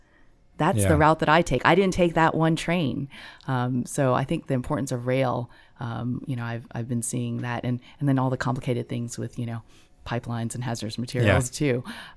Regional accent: Gulf Coast, United States; I grew up on the Gulf Coast, so I grew up not so far from a Coast Guard base.

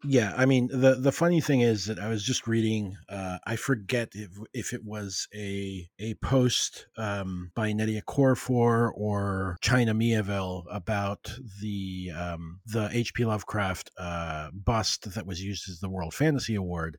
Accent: Puerto Rico; I was raised in Puerto Rico, a colony of the U S

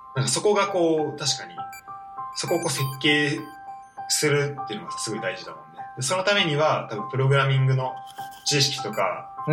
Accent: Saitama, Japan; born or raised there

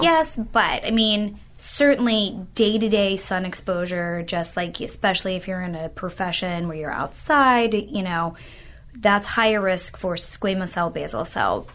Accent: Louisville, Kentucky, United States; moved away as an adult; now in Tampa, United States; I'm originally from Louisville, Kentucky, and I went to medical school in Louisville

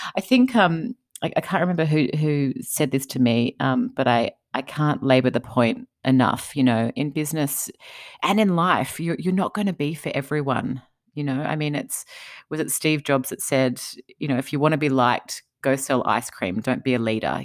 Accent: Australia; moved away as an adult; now in United States; I'm from Australia

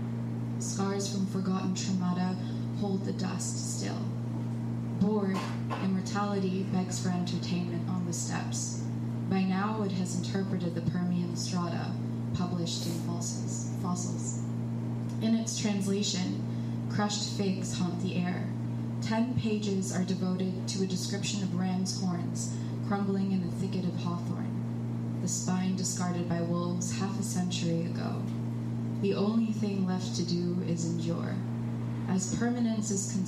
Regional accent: Armenia; my home country, which is a little landlocked country in West Asia called Armenia.

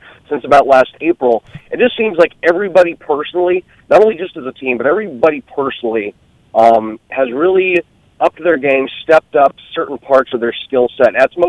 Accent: Portland, Oregon, United States; also born or lived in Salt Lake City, Utah; I'm originally from Portland, so once the season ended, I moved back to Portland.

